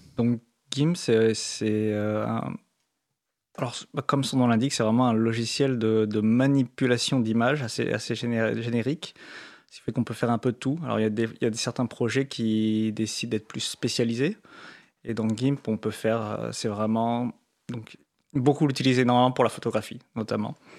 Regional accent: France; comme on est français

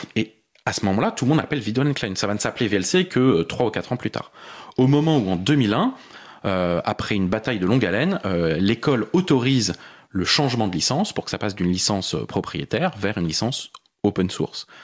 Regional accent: Paris, Île-de-France, France; born or raised there

